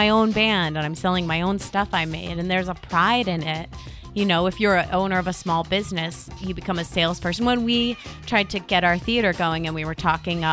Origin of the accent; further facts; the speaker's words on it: Wethersfield, Connecticut, United States; the town I grew up in Connecticut, Wethersfield, was founded way back.